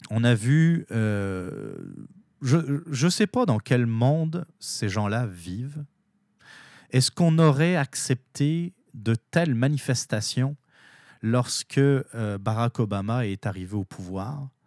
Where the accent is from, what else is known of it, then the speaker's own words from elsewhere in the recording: Canada; Maintenant, en tant que Canadien, mais aussi pour les Américains, nous avons tous intérêt à ce que ça se passe le mieux possible.